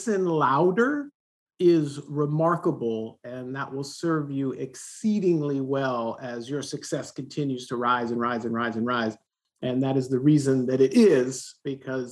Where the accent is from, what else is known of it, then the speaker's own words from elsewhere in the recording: Southern California, United States; I grew up here in Southern California.